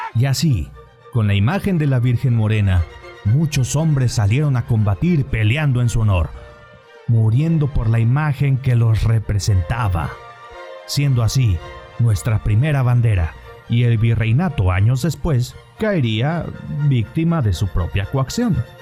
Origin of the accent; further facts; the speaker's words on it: Mexico; nos ha traído esta imagen como mexicanos